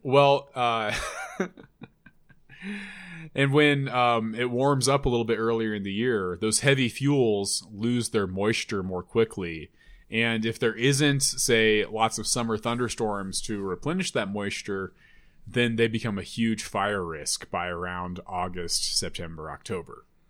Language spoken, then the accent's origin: English; Loveland, Colorado, United States; my hometown of Loveland